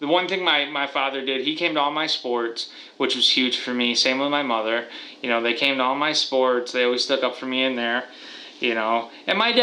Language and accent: English; Watertown, New York, United States; I am from Watertown, New York, and I am 27 years old